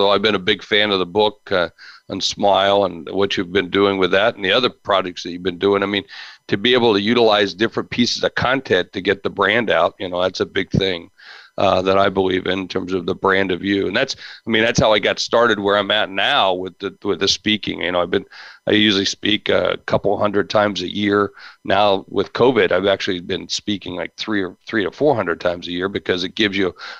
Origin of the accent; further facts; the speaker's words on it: Charleston, West Virginia, United States; born there; I was born in Charleston, West Virginia.